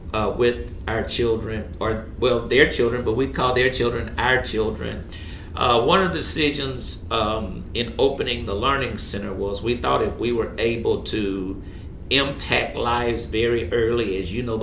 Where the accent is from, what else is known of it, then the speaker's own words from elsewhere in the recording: Shreveport, Louisiana, United States; Born and raised right here